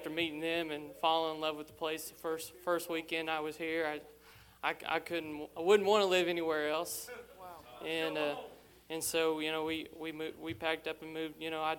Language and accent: English; Morgantown, Indiana, United States; Morgantown, Indiana.